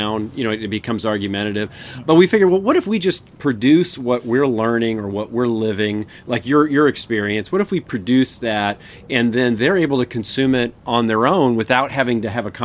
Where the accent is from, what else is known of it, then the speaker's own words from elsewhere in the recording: Kansas City, United States; moved away as an adult; now in Idaho, United States; we're from Kansas City